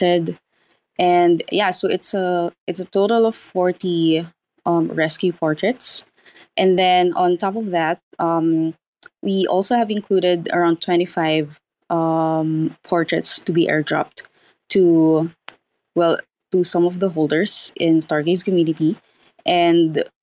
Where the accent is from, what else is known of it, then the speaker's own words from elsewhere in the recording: Philippines; I am an artist from the Philippines